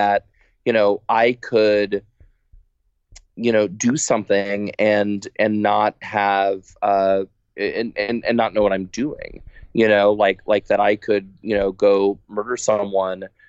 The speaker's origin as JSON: {"language": "English", "region": "Texas", "country": "United States", "moved": "yes", "said": "I'm from Texas originally"}